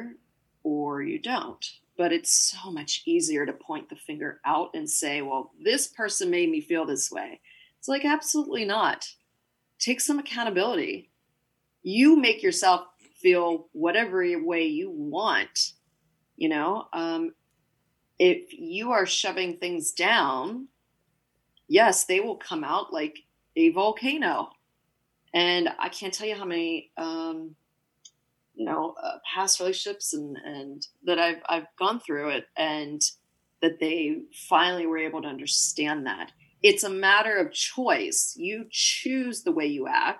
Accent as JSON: {"language": "English", "town": "Pittsburgh", "region": "Pennsylvania", "country": "United States", "said": "I'm from Pittsburgh"}